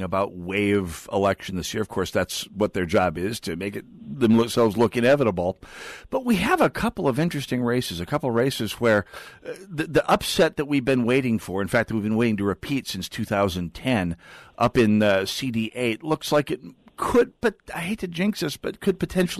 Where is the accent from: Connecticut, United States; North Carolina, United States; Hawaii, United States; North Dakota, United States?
North Dakota, United States; now in St. Paul, United States; I'm from North Dakota.